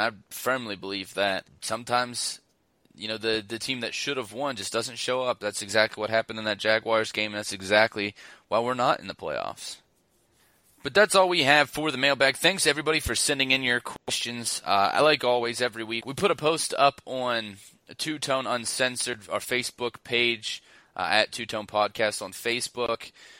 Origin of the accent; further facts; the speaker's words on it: Alabama, United States; I'm from Alabama.